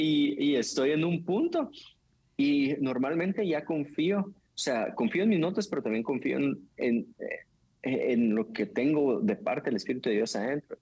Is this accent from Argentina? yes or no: no; Guatemala